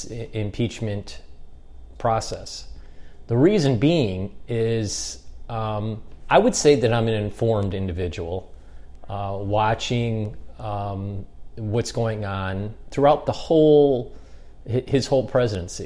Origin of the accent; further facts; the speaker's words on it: United States; being an American